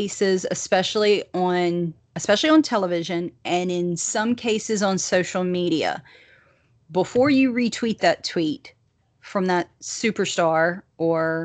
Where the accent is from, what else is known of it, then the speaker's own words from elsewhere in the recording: the South, United States; accent: thick Southern; my Southern accent